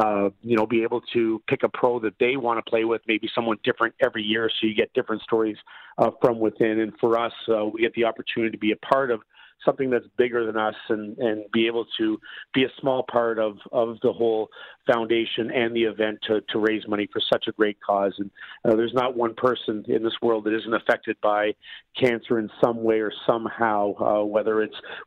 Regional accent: Canada; being a Canadian kid

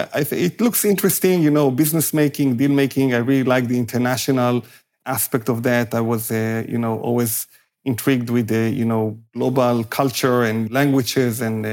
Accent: Israel; I grew up in Israel

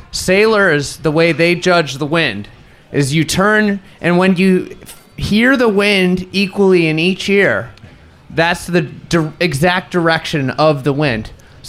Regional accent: Chicago, Illinois, United States; because it's my hometown.

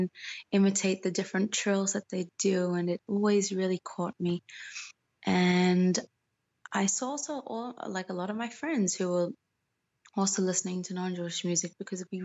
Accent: Australia; also born or lived in Moscow, Russia; now in Israel; I was born in Australia. I was born into a religious Chabad

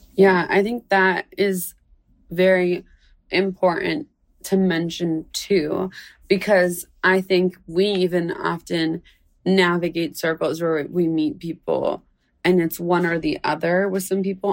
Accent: United States; I'm born in America

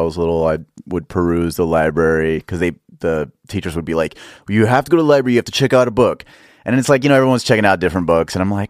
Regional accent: Dallas, Texas, United States; Dallas, Texas.

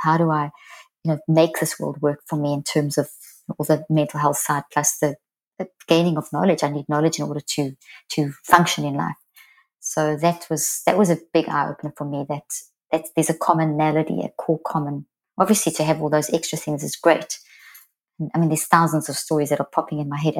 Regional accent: South Africa; moved away as an adult; also born or lived in Zimbabwe; now in United States; I'm South African, well, actually born in Zimbabwe, but and I've lived in the States now for 15 years

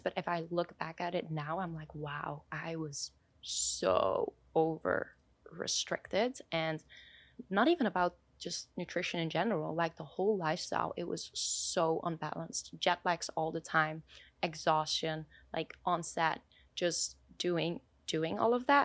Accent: Switzerland; I was born in Switzerland

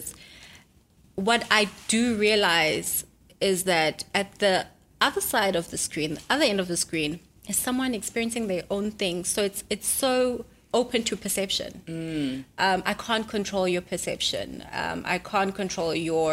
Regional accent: Durban, KwaZulu-Natal, South Africa; Durban. I'm from Durban

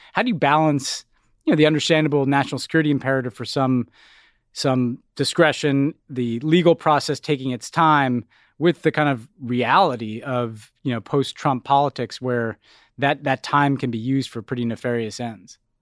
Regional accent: United States; being an American

